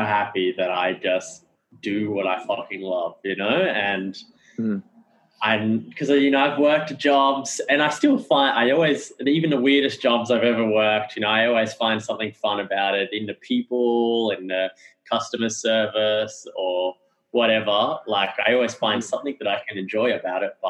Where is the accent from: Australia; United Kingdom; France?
Australia; I'm very Australian